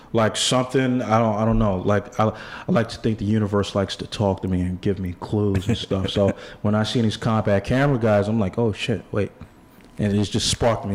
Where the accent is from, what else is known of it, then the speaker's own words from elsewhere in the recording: New York City, New York, United States; I grew up in Bed in the Bed Stuy section of Brooklyn